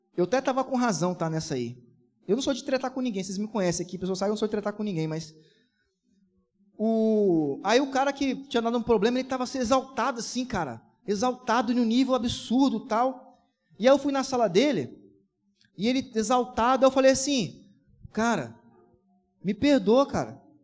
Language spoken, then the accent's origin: Portuguese; Brazil; Sou brasileiro com muito orgulho, com muito amor